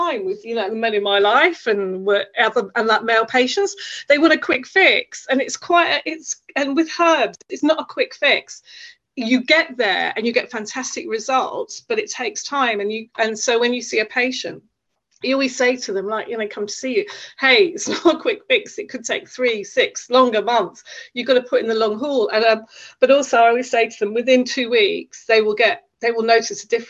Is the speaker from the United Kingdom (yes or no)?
yes; United Kingdom; I'm Irish basic heritage, but I live in the UK, born in the UK